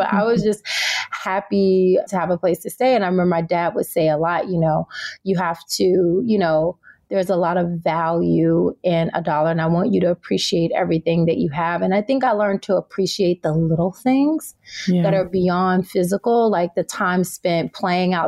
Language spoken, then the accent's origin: English; Tennessee, United States; now in California, United States; I was raised in Tennessee and I now live in California